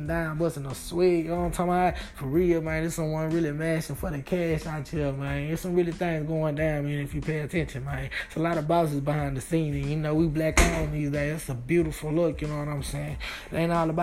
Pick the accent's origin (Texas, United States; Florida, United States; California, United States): Texas, United States; Dallas; my Dallas background